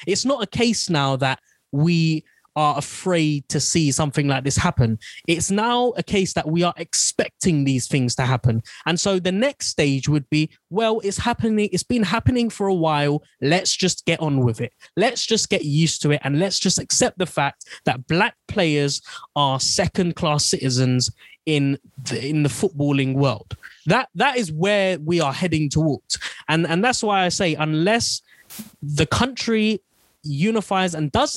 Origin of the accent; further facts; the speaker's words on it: England, United Kingdom; first language Bengali; somewhere I've grown up, somewhere I don't know anything else other than England